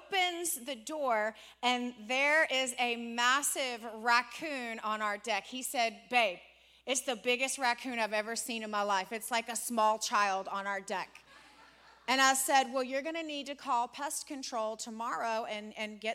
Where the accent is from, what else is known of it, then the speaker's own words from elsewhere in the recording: Richmond, Virginia, United States; moved away; We're from Richmond, Virginia. We grew up and were raised in Richmond, Virginia